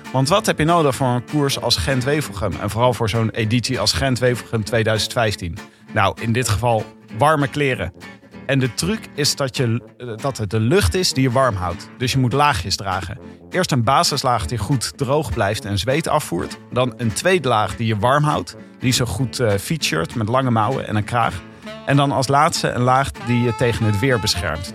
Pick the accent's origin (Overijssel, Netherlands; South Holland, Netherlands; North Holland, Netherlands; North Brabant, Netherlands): South Holland, Netherlands; Leiden; Ik kan die R sowieso niet doen. Ik kom uit Leiden.